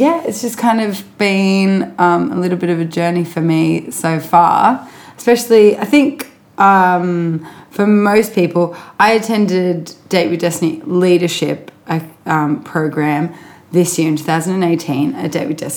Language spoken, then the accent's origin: English; Sydney, New South Wales, Australia; I was born in Sydney.